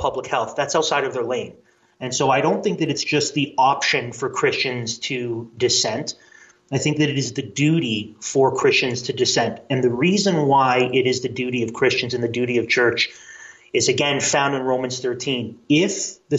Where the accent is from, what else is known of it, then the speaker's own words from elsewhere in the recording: Canada; As a Canadian